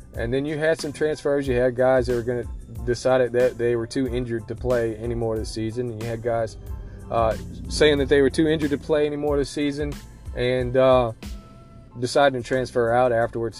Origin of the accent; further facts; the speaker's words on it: the South, United States; I'm from the South.